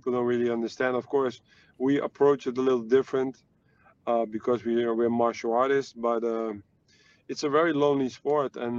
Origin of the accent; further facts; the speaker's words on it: Netherlands; I'm from the Netherlands